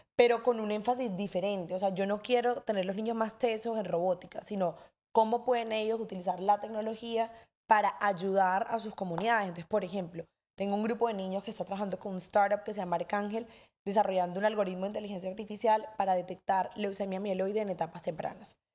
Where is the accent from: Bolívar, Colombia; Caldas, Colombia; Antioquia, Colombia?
Bolívar, Colombia; Cartagena; somos aquí todos cartageneros